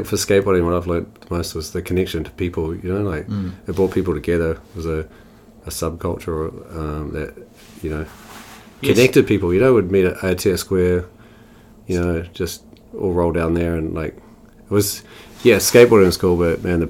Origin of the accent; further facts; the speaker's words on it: Havelock North, Hawke's Bay, New Zealand; also born or lived in Christchurch; Born in Christchurch. Moved out of there when I was 8. Moved with my family, went to the Hawke's Bay. Then a place called Havelock North